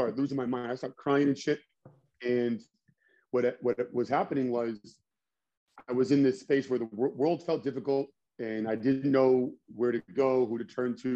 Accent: United States; also born or lived in Nashua, New Hampshire / Lowell, Massachusetts; I was born and raised in Lowell, Nashua, New Hampshire, and Massachusetts, like that area

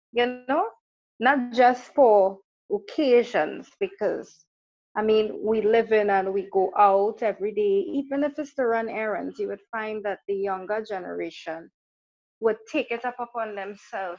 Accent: Trinidad & Tobago; I am from Trinidad and Tobago, small island

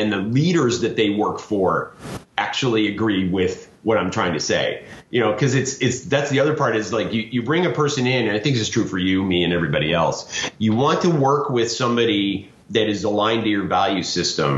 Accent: United States; I might start as an American

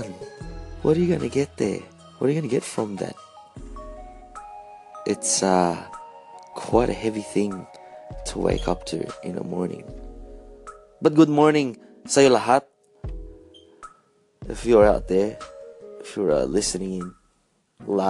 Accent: Australia; being a Filipino Australian

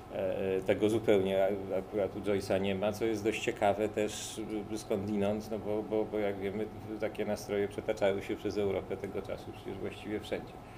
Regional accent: Łódź, Łódź Voivodeship, Poland; u nas w Łodzi

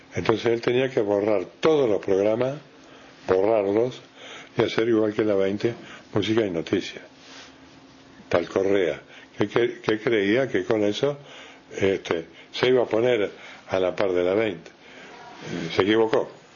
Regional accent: Rocha, Uruguay; moved away; also born or lived in Montevideo; yo soy de Roche

